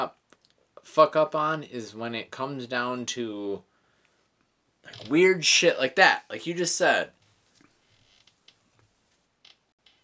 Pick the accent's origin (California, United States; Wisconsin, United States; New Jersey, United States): Wisconsin, United States; We are from Wisconsin.